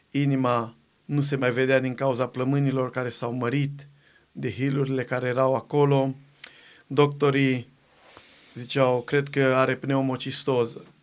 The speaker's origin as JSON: {"language": "Romanian", "town": "Găvoșdia", "region": "Timiș County", "country": "Romania", "tie": "born or raised there", "said": "niște colegi de-ai mei cu care am crescut eu la Găvoșdia, de acolo de la casă"}